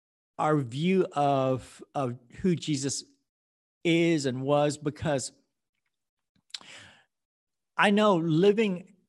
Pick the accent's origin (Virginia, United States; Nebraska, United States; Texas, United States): Texas, United States; Houston; also born or lived in Vietnam; But I immigrated here with my family in 1974, just right before Saigon fell, from Vietnam. And I grew up in Texas, here in Houston